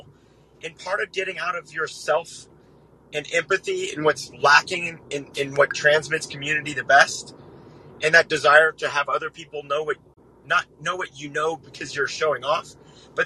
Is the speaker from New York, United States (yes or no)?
no; Littleton, Colorado, United States; moved away as an adult; now in Texas, United States; I grew up in Littleton, Colorado